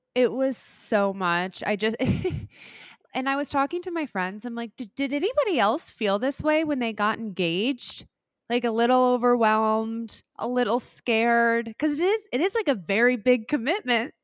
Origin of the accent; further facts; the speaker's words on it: Midwest, United States; moved away as an adult; also born or lived in Saint Louis; now in New York, United States; I loved growing up in the Midwest